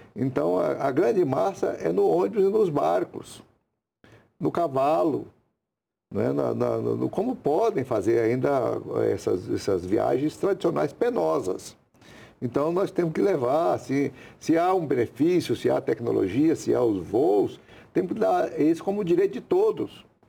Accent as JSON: {"language": "Portuguese", "area": "Goiás", "region": "Tocantins", "country": "Brazil", "also_born_or_lived": "Rondônia", "moved": "as an adult", "said": "Eu mesmo sou aqui do estado de Goiás, Tocantins, fui para lá"}